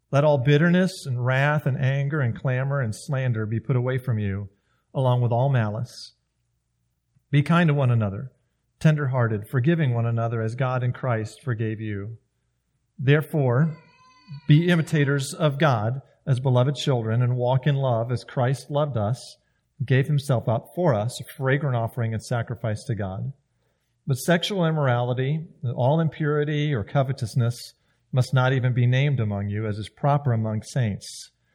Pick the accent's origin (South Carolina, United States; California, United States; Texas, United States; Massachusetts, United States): South Carolina, United States; moved away; I grew up in South Carolina